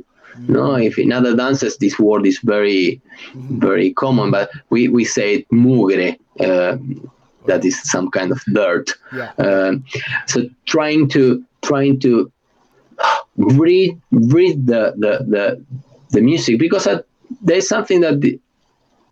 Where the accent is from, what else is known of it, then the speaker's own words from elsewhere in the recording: Argentina; accent: Argentinian; English is a second language; moved away; anybody who knows an Argentinian will say, yeah, he is Argentinian. Not because I can, because of my accent